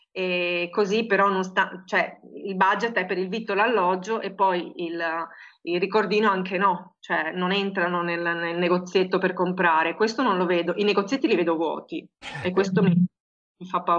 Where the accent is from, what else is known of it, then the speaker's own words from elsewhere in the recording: Marostica, Veneto, Italy; dove io sono cresciuta a Marostica, c'era quello che profumava con quei profumi proprio di frutta e verdura fresca, no?